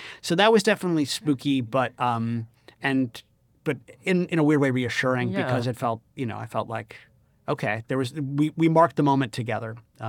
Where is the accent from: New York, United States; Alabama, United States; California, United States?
New York, United States; Rochester; I was doing a production of The Other Josh Cohen at the Jiva Theater in my hometown of Rochester, New York.